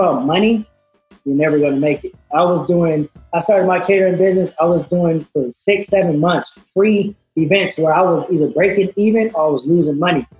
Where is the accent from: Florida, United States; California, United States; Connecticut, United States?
California, United States; Moreno Valley; I'm from Reno Valley, California.